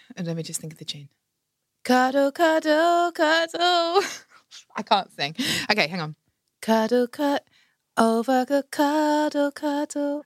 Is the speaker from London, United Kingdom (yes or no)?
no; Margate, South East England, United Kingdom; also born or lived in Broadstairs; That's my hometown, Margate